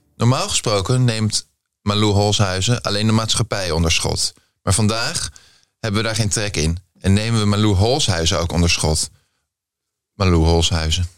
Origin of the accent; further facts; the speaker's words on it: The Hague, South Holland, Netherlands; Ik ben ook Haags